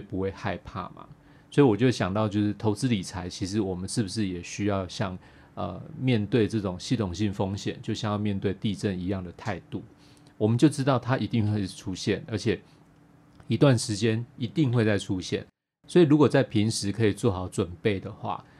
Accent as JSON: {"language": "Chinese", "country": "Taiwan", "said": "台湾人相对于其他国家的人呢，我们从小在对地震就有做很多的准备啦"}